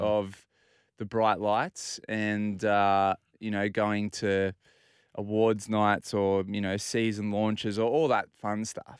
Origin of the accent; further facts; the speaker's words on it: Port Macquarie, New South Wales, Australia; also born or lived in Inner West, Sydney; now in Bondi, Australia; I grew up in Port Macquarie